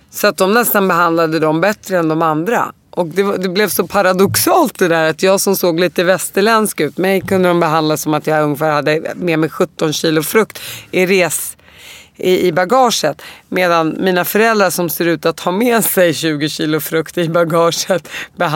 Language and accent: Swedish; Damascus, Damascus Governorate, Syria; born there; För att i mitt pass så står det att jag är född i Damaskus.